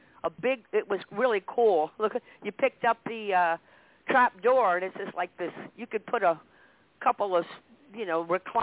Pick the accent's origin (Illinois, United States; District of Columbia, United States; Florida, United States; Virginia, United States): District of Columbia, United States; Washington; moved away as an adult; also born or lived in Minnesota; now in Maine, United States; we grew up in Washington, D.C.